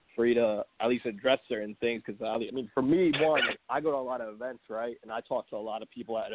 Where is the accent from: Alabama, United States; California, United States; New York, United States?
New York, United States; Long Island; I'm from Long Island.